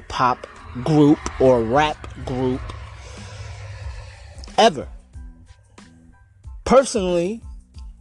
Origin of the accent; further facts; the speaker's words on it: United States; I'm from Jersey, New York, Staten Island, basically right there